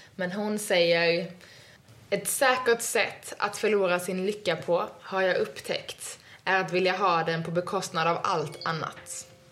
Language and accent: Swedish; Sweden